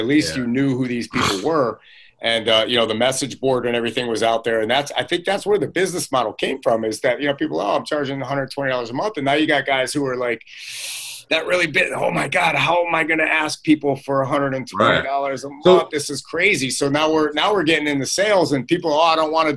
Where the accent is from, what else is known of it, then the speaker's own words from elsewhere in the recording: Florida, United States; I was from Florida